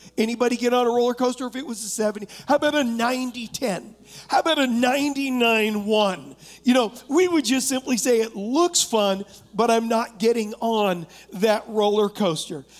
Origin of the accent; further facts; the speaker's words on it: United States; I am an American